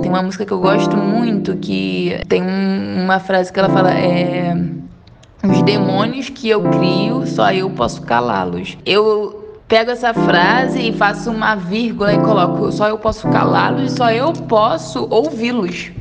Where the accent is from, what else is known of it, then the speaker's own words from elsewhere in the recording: Nova Iguaçu, Rio de Janeiro, Brazil; moved away as an adult; now in Minas Gerais, Brazil; Sou do Rio de Janeiro, carioca. Fui morar em Nova Iguaçu com 5 para 6 anos. Morei até os 22 anos em Nova Iguaçu e agora resido em Minas Gerais